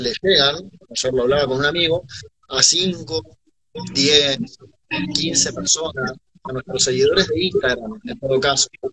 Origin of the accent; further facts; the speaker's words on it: Argentina; lo que te puedo aportar como argentino